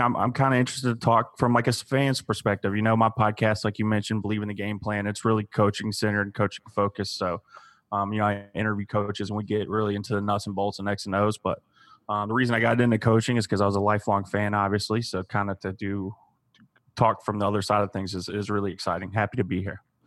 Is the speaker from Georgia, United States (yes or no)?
yes; Savannah, Georgia, United States; I grew up in Savannah